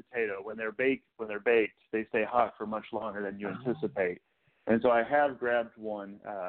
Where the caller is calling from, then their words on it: Houston, Texas, United States; from Houston.